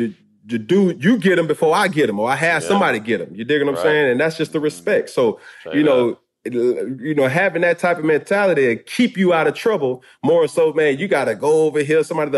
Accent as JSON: {"language": "English", "region": "the South", "country": "United States", "said": "And I'm like, man, I'm a dude from the South, bro."}